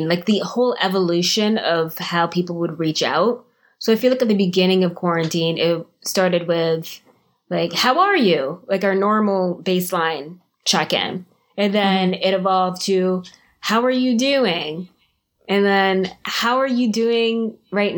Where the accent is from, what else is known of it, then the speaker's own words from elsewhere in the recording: Canada; also born or lived in Jamaica; now in Florida, United States; I was born in Jamaica. I moved to Canada when I was very young